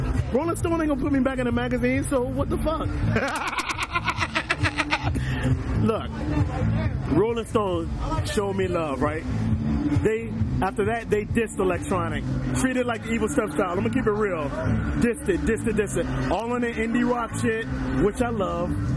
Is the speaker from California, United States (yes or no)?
no; Chicago, Illinois, United States; I'm from Chicago. I love America. This is where I'm from